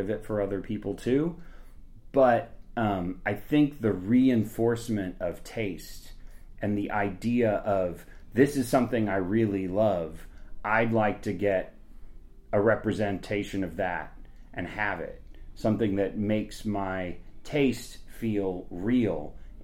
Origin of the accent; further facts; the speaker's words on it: Topeka, Kansas, United States; also born or lived in Washington, D.C. / Chicago; now in Lawrence, United States; I'm from Topeka, Kansas